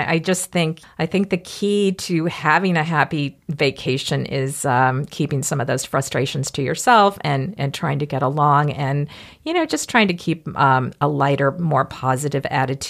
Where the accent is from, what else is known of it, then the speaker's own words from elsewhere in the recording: Mississippi, United States; I am from Mississippi, so I know mosquitoes